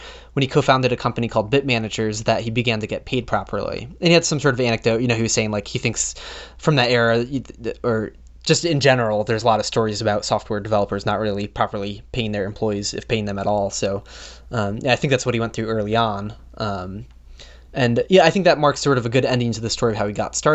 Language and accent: English; United States; my perspective as an American